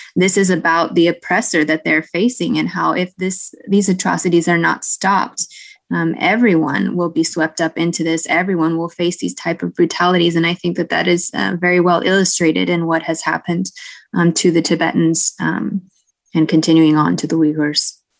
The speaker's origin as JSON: {"language": "English", "country": "United States", "also_born_or_lived": "China", "moved": "as an adult", "said": "part of my identity I would have defined as being American"}